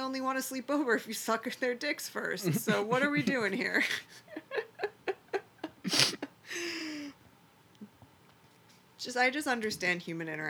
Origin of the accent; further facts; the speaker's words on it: Detroit, Michigan, United States; now in Southern California, United States; I'm from Detroit, where like, you know, Motown City. Then you come out to like Southern California